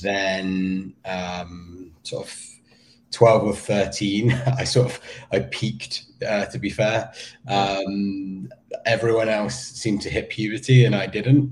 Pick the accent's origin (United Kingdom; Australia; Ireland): United Kingdom; Somerset, South West England; also born or lived in Weston-super-Mare / Vermont; now in United States; I grew up in um, in Somerset.